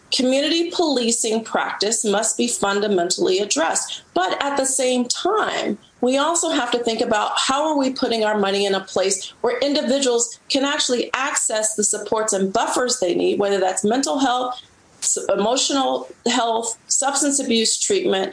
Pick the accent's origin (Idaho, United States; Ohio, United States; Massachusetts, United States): Ohio, United States; Cincinnati; now in Washington, D.C., United States; I grew up in Cincinnati, Ohio